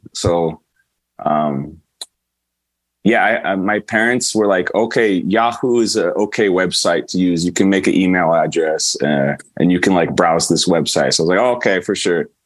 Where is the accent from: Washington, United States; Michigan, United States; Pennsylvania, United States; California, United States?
California, United States; Pleasanton; also born or lived in Canada / San Mateo; I grew up mostly in Pleasanton. So I, I, I grew up in the Bay Area